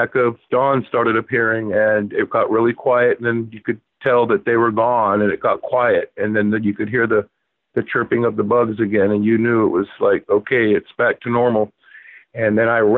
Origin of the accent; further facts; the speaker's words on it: Palm Beach County, Florida, United States; moved away as an adult; now in New Hampshire, United States; I was born and raised in Palm Beach County